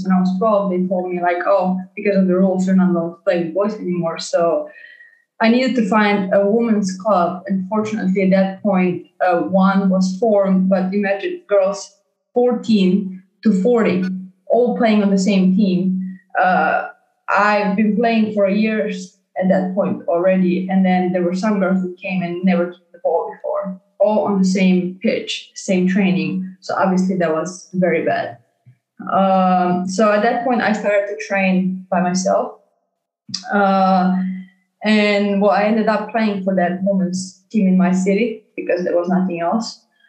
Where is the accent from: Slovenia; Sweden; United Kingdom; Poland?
Slovenia; born there; English is a second language; I was born in Slovenia